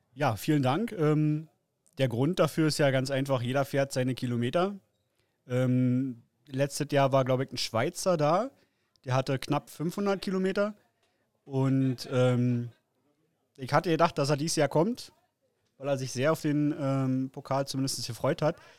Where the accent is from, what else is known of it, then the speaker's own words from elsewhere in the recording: Frankfurt, Brandenburg, Germany; komme aus äh, Frankfurt-Oder, ist direkt eigentlich in Brandenburg an der polnischen Grenze